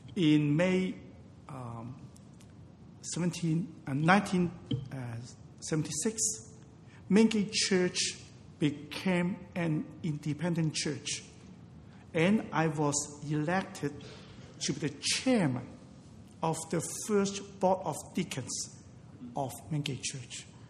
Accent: Hong Kong; I was born in Hong Kong

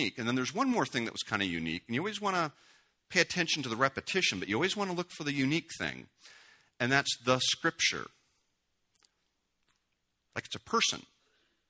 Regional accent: United States; also born or lived in Washington State; we're pretty American

